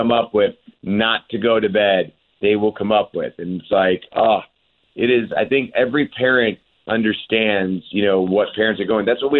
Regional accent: Cleveland, Ohio, United States; Cleveland, my hometown

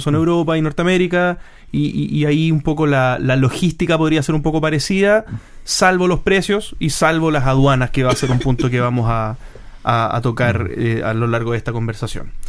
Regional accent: Chile; Nosotros somos chilenos

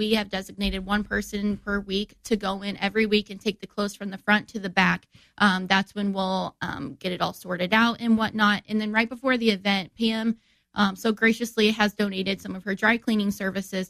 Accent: Divernon, Illinois, United States; I'm from Divernon, and when I was little, I used to ride my bike around

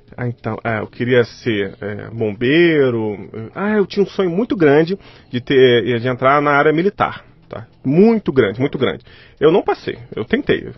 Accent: Rio de Janeiro, Brazil; Nasci no Rio de Janeiro

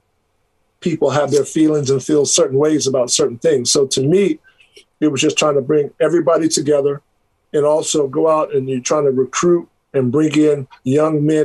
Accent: Greensboro, North Carolina, United States; moved away; also born or lived in Kansas; I grew up in Greensboro, North Carolina for the majority of my childhood years

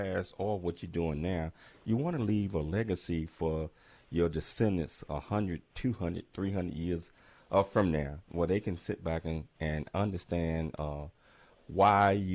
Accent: Chattanooga, Tennessee, United States; also born or lived in Atlanta, Georgia; I'm from Chattanooga, Tennessee, so I spent a lot of time in Atlanta, Georgia.

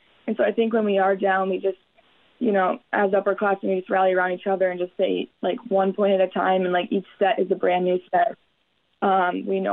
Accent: Deer River, Minnesota, United States; being from Deer River 2 hours away

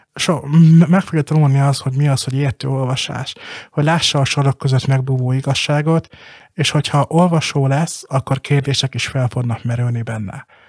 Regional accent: Balassagyarmat, Nógrád, Hungary; Balasagyarmaton, a szülővárosomban

